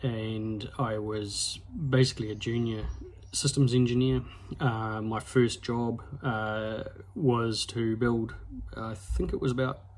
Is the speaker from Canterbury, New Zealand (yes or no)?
no; Hawera, Taranaki, New Zealand; also born or lived in New Plymouth; I moved back to my hometown in Hawera for a bit, and then ended up in New Plymouth after I got married